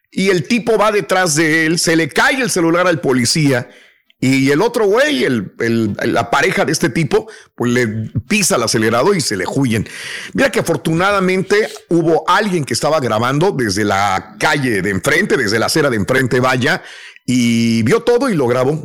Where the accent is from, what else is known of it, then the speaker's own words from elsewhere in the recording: Mexico; moved away; yo cuando salí de México